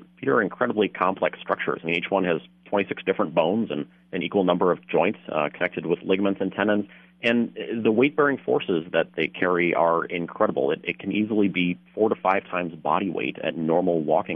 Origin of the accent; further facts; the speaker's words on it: Wisconsin, United States; now in St. Cloud, United States; I'm originally from Wisconsin